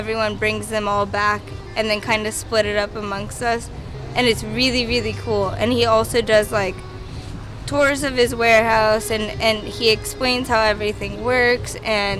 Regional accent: San Antonio, Texas, United States; also born or lived in Dallas; But I was born in Dallas, Texas, and then my mom, it's a whole long, crazy story.

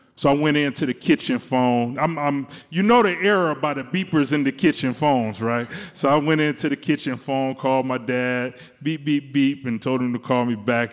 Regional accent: Detroit, Michigan, United States; now in Chicago, United States; I'm from Detroit, Michigan. And my dad loves Cadillacs

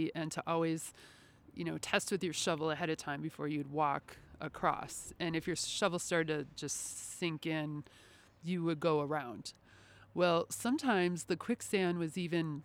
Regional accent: Wisconsin, United States; moved away; I grew up in Wisconsin, and I started doing archaeology there

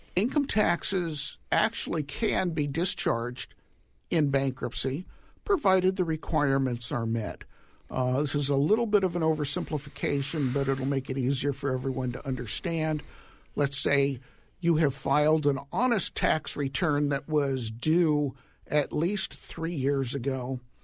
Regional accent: Los Angeles, California, United States; My hometown, Woodland Hills, California

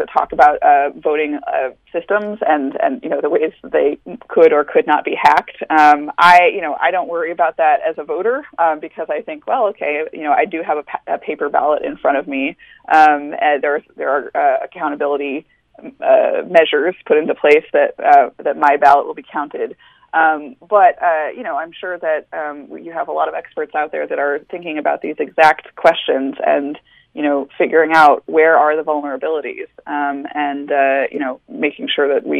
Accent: Washington, United States; moved away; I'm originally from Washington State, so I voted by mail for my early 20s

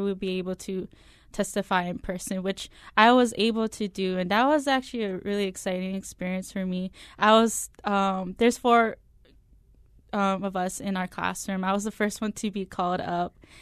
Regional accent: Nanakuli, Hawaii, United States; I'm coming from Nanakuli, I do attend this church.

